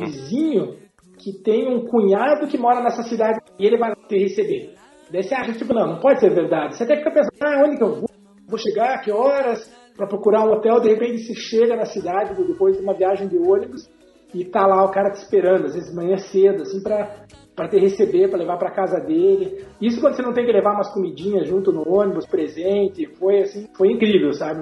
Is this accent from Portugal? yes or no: no; Brazil; como brasileiro